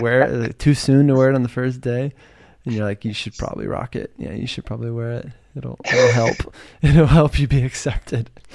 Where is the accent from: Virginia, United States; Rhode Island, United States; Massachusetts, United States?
Virginia, United States; moved away as an adult; now in California, United States; I'm from Virginia, and I moved to California